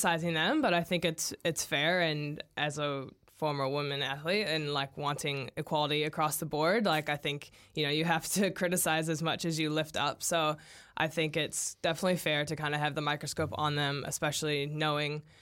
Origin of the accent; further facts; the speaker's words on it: United States; As an American